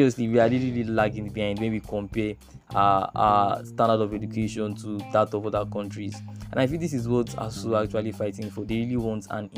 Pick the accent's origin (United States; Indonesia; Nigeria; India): Nigeria; as Nigerian youth